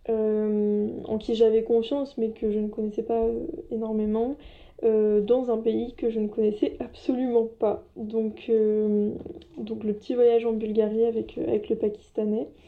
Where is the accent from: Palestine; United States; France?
France; j'étais pas chez moi en France mais que j'étais partie à l'étranger, donc en, l'occurrence en Allemagne.